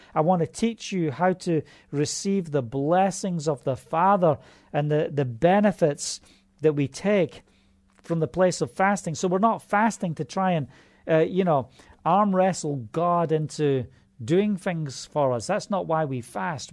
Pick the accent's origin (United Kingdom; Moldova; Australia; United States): United Kingdom; Scotland; That's how we say it in Scotland.